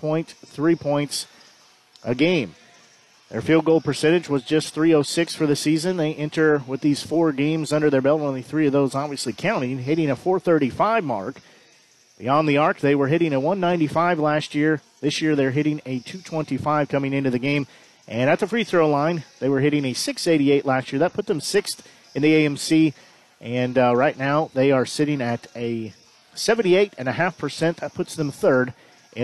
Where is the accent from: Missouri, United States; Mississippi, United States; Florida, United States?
Missouri, United States; Nevada; I'm from Nevada